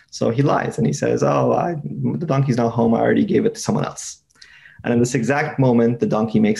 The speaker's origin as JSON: {"language": "English", "country": "Afghanistan", "said": "In my background, I'm from Afghanistan"}